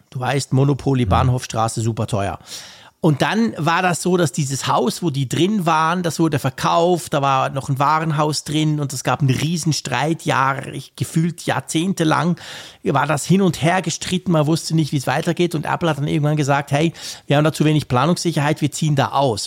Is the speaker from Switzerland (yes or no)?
yes; Switzerland; als Schweizer